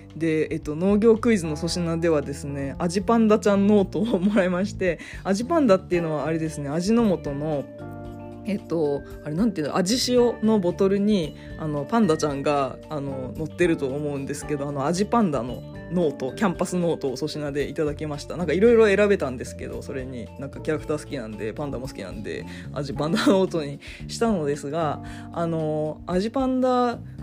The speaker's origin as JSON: {"language": "Japanese", "region": "Fukuoka", "country": "Japan", "tie": "born or raised there", "moved": "yes", "said": "私の出身の福岡県"}